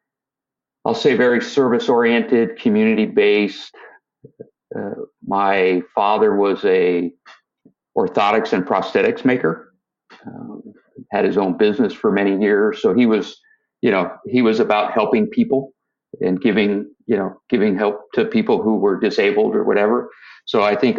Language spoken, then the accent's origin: English; San Rafael, California, United States; now in San Diego, United States; So I was born in Northern California. I grew up in the city of San Rafael, which is just a little bit north of the Golden Gate Bridge